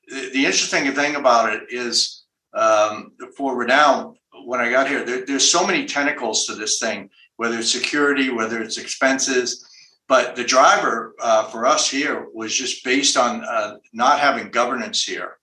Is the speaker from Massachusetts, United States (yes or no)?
yes; Boston, Massachusetts, United States; moved away as an adult; now in Reno, United States; I'm from New England, Boston, originally, I'm doing the Nevada thing now.